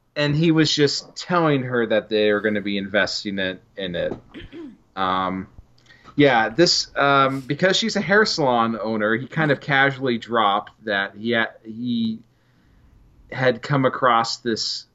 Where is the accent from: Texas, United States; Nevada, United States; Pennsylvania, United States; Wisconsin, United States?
Nevada, United States; Carson City; Carson City